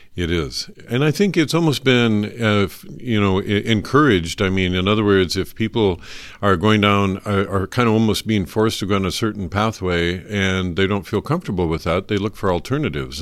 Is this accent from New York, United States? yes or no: no; North Idaho, United States; I was born and raised in North Idaho